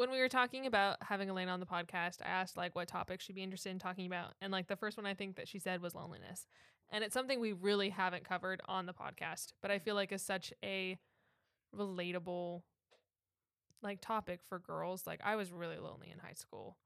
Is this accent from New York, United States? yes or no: no; Minnesota, United States; now in Orlando, United States; growing up in Minnesota